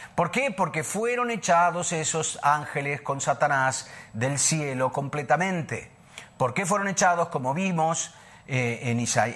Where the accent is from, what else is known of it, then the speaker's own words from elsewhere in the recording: Buenos Aires, Argentina; also born or lived in Italy / New Zealand; now in Sardinia, Italy; Yo nací en, Buenos Aires, eh, por parte de padre soy eh, libanés-francés, por parte de madre italiano-español, pero nací en Buenos Aires